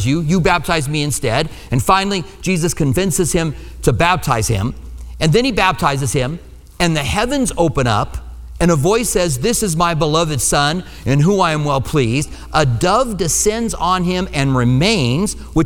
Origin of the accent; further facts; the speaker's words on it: Minnesota, United States; accent: Minnesota; now in Tucson, United States; That's my Minnesota accent